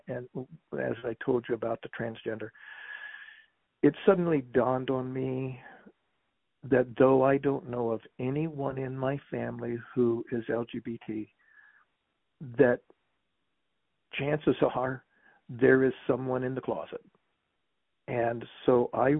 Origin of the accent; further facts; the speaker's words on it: West Virginia, United States; I grew up in West Virginia.